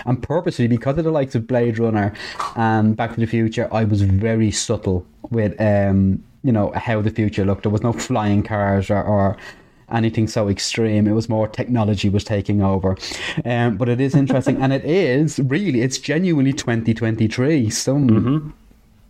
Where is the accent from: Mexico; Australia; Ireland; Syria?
Ireland; Dublin, Leinster; I'm from Dublin.